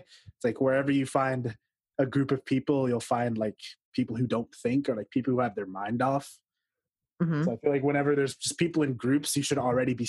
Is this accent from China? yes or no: no; Toronto, Ontario, Canada; born or raised there